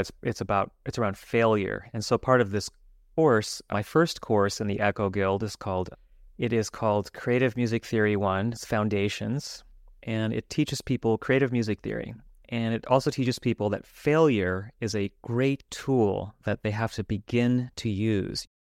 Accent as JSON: {"language": "English", "town": "Los Angeles", "region": "California", "country": "United States", "tie": "born or raised there", "said": "since I grew up in Los Angeles. I grew up in Hollywood"}